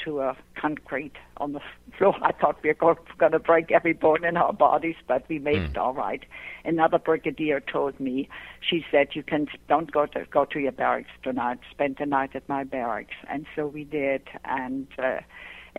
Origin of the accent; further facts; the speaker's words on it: Pomerania, Germany; English is a second language; moved away as an adult; now in United States; I grew up in Germany in a small Pomeranian village. And like I said, after World War II, you know, I came to this country